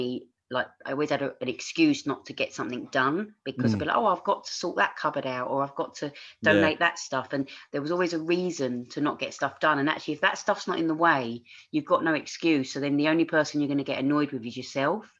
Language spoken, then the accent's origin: English; London, United Kingdom; accent: Cockney; moved away as an adult; also born or lived in Australia; I grew up in East London, you know, I grew up in a single parent family